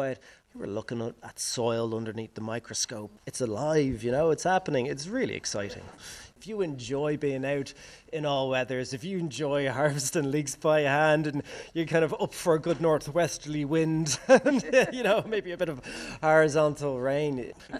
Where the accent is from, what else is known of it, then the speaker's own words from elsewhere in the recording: Bray, Leinster, Ireland; moved away; I'm from Bray originally, a townie, you know, and I'm a blow-in everywhere I go.